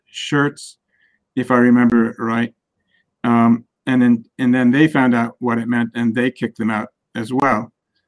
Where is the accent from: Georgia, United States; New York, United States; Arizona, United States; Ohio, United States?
New York, United States; Great Neck; I grew up in Great Neck, fairly affluent, we were well off